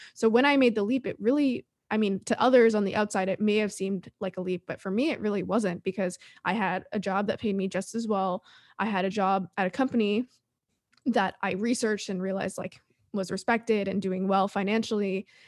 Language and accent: English; Toronto, Ontario, Canada; also born or lived in Sweden; now in San Diego, United States; I'm Canadian. I'm from Toronto